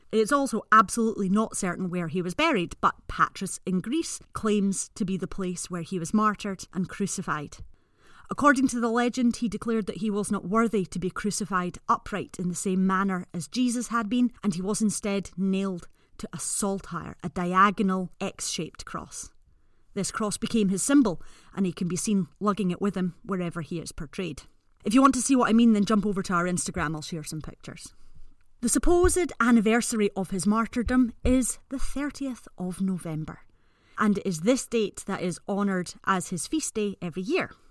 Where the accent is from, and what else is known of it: Scotland, United Kingdom